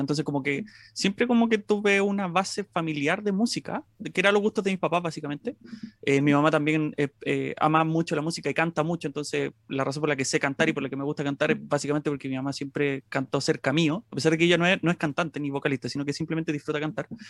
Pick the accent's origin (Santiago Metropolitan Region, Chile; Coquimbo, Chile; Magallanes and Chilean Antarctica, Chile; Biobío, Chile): Santiago Metropolitan Region, Chile; Maipú; siempre he sido de Maipú, de la comuna de Maipú, que es una comuna que es bastante grande, una de las más grandes de, Santiago